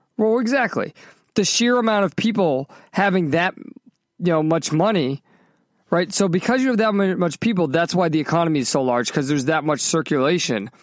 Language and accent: English; Massachusetts, United States; also born or lived in Southern California; now in Florida, United States; when I was growing up in Massachusetts